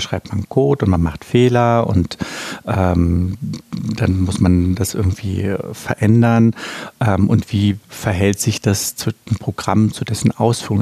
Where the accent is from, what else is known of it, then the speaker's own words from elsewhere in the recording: Berlin, Germany; Ich bin ja in der DDR aufgewachsen